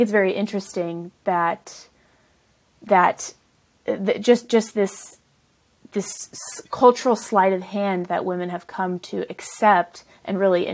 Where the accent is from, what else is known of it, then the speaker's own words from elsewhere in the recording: the South, United States; also born or lived in the North; my parents at some point moved from the north to the south, which is where I grew up really